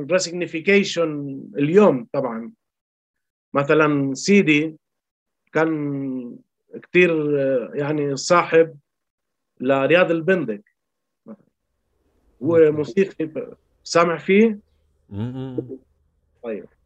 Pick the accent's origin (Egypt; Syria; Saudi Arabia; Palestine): Palestine; يعني انا انتبهت اني فلسطيني وكفلسطيني عندي مشكله